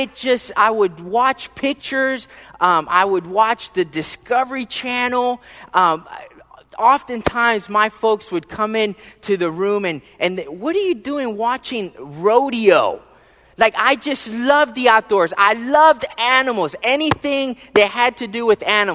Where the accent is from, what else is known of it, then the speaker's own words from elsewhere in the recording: Philadelphia, Pennsylvania, United States; moved away; I was born and raised in the wonderful, beautiful city state of Philadelphia, Pennsylvania.